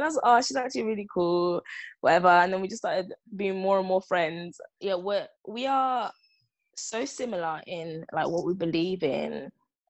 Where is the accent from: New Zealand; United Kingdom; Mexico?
United Kingdom; London; I'm from London